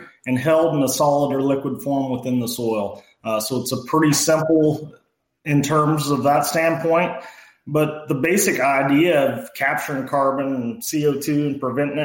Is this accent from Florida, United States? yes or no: no; Mason County, Illinois, United States; grew up on a family farm. Our family still farms up north of Springfield, Illinois in Mason County